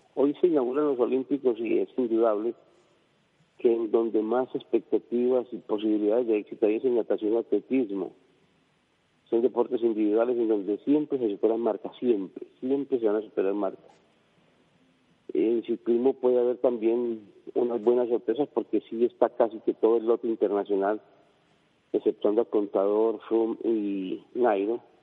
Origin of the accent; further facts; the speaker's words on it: Colombia; como decimos nosotros en Colombia